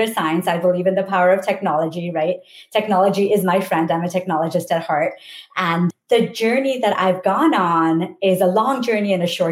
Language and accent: English; India; moved away as an adult; I came from India